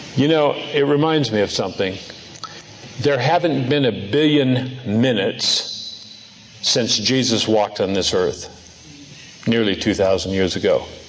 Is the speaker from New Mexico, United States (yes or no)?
no; Seattle, Washington, United States; moved away; also born or lived in Norway; Seattle, my old home area.